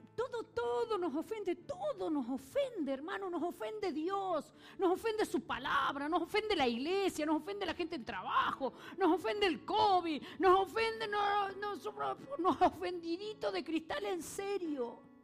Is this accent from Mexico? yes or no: no; Argentina; yo soy argentina